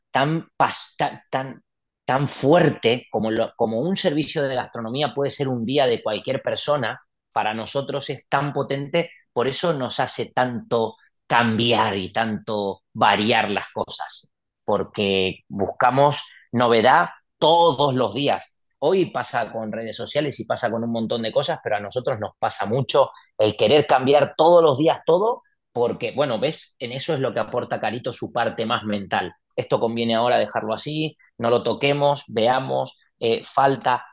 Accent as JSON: {"language": "Spanish", "country": "Argentina", "also_born_or_lived": "Mendoza", "moved": "as an adult", "lives_now": "Valencia, Spain", "said": "como todo argentino"}